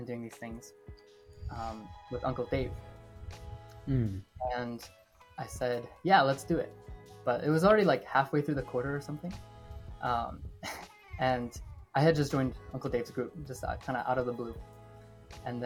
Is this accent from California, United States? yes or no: no; Cleveland, Ohio, United States; now in Columbus, United States; I'm from Ohio, born and raised in Cleveland. I'm living in Columbus now.